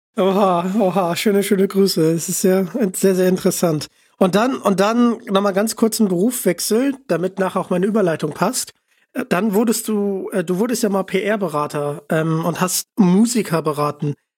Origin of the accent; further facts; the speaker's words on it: Hamburg, Germany; ich komme aus Hamburg